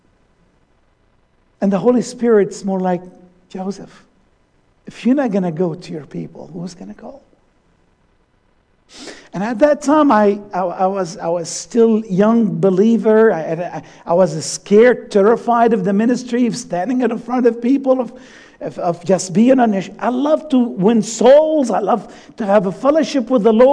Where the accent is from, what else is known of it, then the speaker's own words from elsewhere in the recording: Syria; moved away; also born or lived in Allentown, Pennsylvania, United States; my home country, Syria.